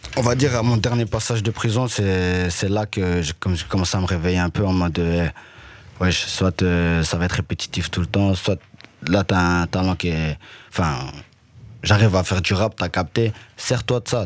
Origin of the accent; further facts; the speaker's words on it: Liège, Wallonia, Belgium; also born or lived in Rwanda; je suis retourné sur mes terres natales. J'ai vu même euh, là où j'ai grandi